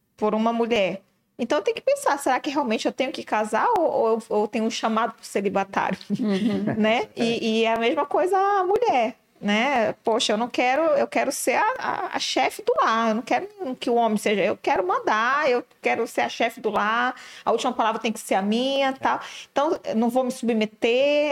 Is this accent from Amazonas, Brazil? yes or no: yes; Manaus, Amazonas, Brazil; nós que somos de Manaus